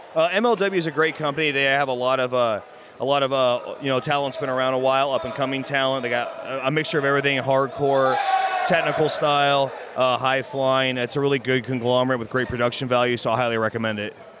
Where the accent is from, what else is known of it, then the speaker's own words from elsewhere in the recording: Toronto, Ontario, Canada; I'm from Toronto in Canada